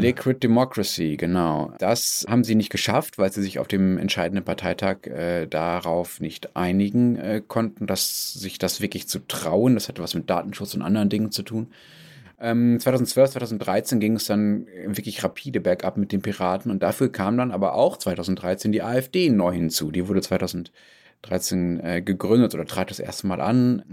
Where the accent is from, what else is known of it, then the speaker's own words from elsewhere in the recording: Germany; als Deutscher